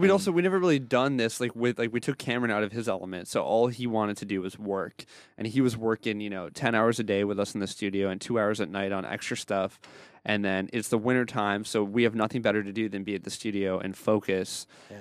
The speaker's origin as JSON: {"language": "English", "country": "Canada", "said": "we're a bunch of Canadians here."}